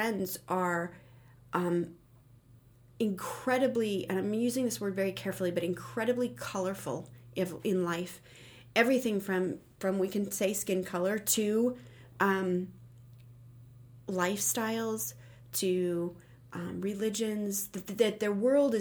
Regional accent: Phoenix, Arizona, United States; I grew up in Phoenix

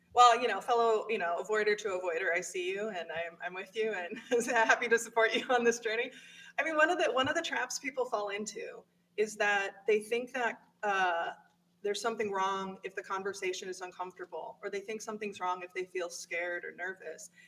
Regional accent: Midwest, United States; As a white woman in the Midwest, I was very much raised with the Midwest nice mentality

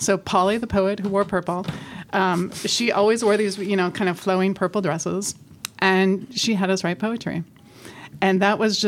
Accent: Grand Forks, North Dakota, United States; also born or lived in Ithaca, New York; now in Philadelphia, United States; I grew up in Grand Forks, North Dakota

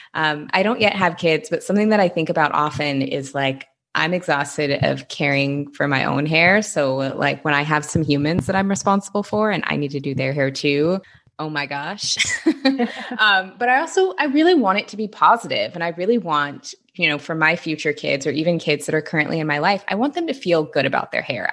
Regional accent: Seattle, Washington, United States; now in Los Angeles, United States; I'm from Seattle

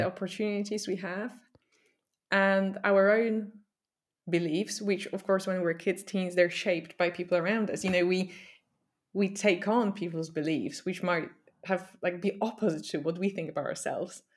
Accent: Poland; moved away as an adult; now in United Kingdom; I grew up in Poland

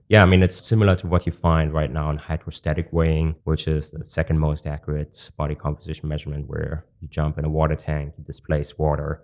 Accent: Germany; moved away; also born or lived in Hong Kong; I'm from Germany

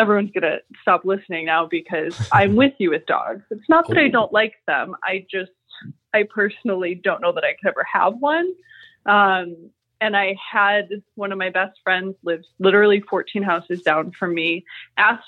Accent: Buffalo, New York, United States; accent: Buffalo; It's my Buffalo accent

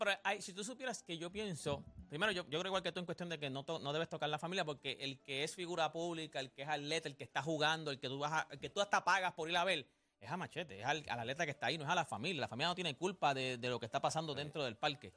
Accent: Puerto Rico; somos parte de los Estados Unidos. Nosotros quisimos construir como si fuéramos un estado de los Estados Unidos. Nosotros somos una isla, somos muy pequeños

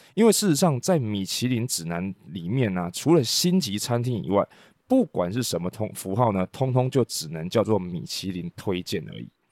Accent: Taiwan; 我们台湾人习惯台湾话讲秋楼

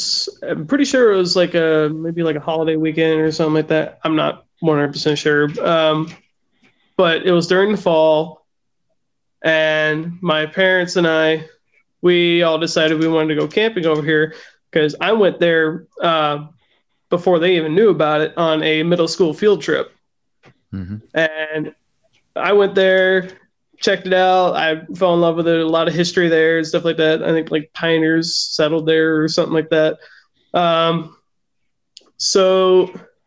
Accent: Punta Gorda, Florida, United States; moved away as an adult; now in North Idaho, United States; born and raised in Florida. I'm from Punta Gorda.

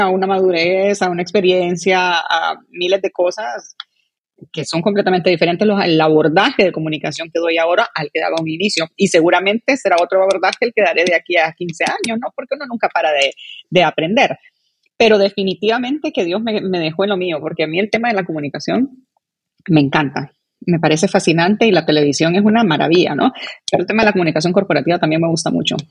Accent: Honduras; como hondureños

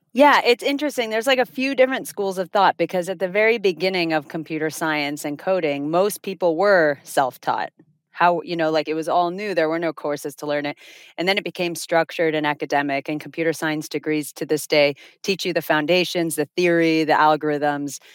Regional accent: Finland; moved away as an adult; also born or lived in Toronto, Canada / South Florida, United States; now in Miami, United States; we're originally from Finland. We moved to South Florida via Toronto, where we went to university

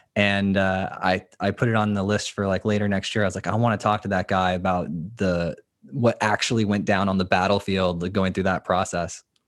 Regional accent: Florida, United States; I'm from the Sunshine State

